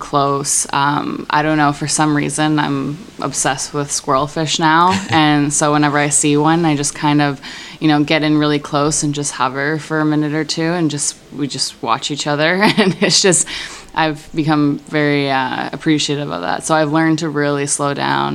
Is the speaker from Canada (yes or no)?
yes; Toronto, Ontario, Canada; I'm from Toronto, Canada